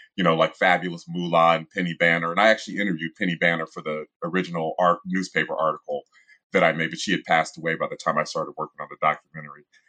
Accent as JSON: {"language": "English", "town": "Columbus", "region": "Ohio", "country": "United States", "tie": "born or raised there", "said": "I was born and raised in Columbus, Ohio"}